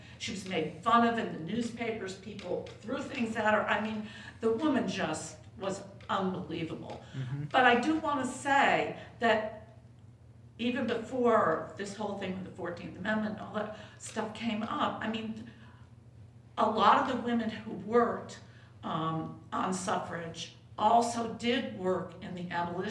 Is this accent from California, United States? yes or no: no; Rochester, New York, United States; My last point is I'm going to say I'm from Rochester, New York, which is where Susan B. Anthony was born and raised.